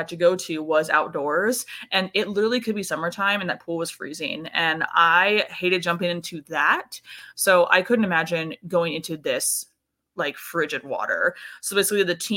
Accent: Texas, United States; I'm also from Texas

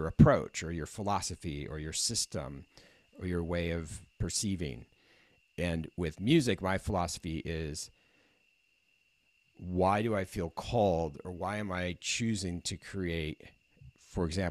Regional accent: Midwest, United States; moved away as an adult; also born or lived in California; now in San Diego, United States; why did I come from the Midwest?

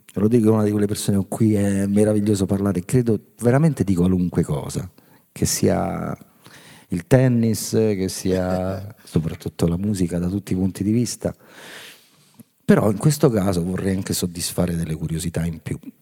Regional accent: Rome, Lazio, Italy; noi, diciamo, romani fortunati

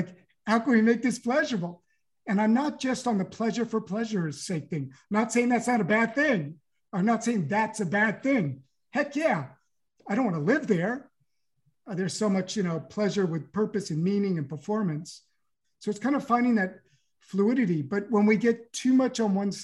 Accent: California, United States; moved away as an adult; now in Paris, France; I have a French passport, but I grew up in California

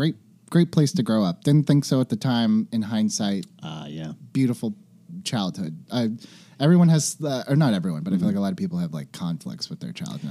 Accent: Fresno, California, United States; Fresno, California. Fresno. Central Valley.

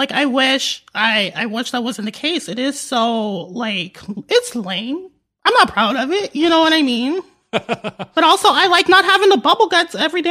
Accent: North Las Vegas, Nevada, United States; now in Los Angeles, United States; When I was growing up in North Las Vegas, it was not looking like how it's looking now.

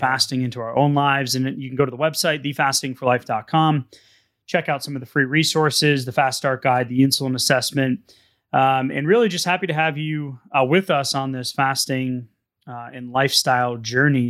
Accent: New England, United States; now in Texas, United States; I'm from New England.

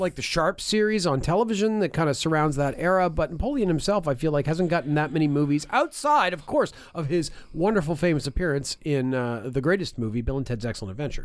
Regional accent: River Hebert, Nova Scotia, Canada; my hometown of River Habart

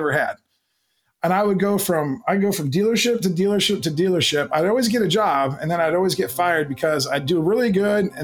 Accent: Canton, Ohio, United States; I grew up in the Midwest in Canton, Ohio

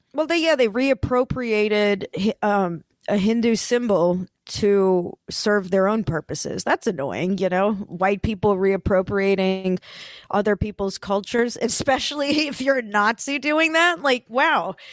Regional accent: Lee County, Florida, United States; I was born and raised in Lee County in Florida

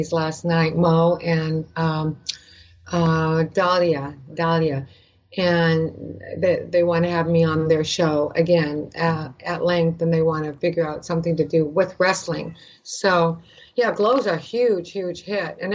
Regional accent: Canada; moved away; I'm from Canada

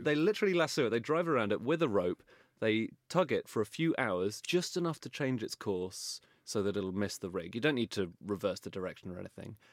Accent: London, United Kingdom; I grew up in Wimbledon

